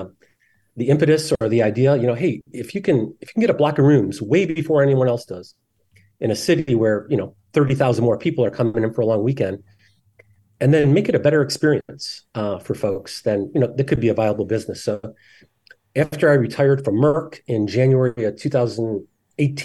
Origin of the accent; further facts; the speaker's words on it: just outside of Detroit, Michigan, United States; I grew up in Michigan. Just outside of Detroit.